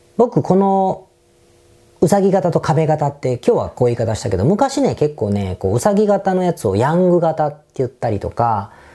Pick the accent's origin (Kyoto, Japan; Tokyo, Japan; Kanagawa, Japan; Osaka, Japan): Osaka, Japan; 大阪出身なんで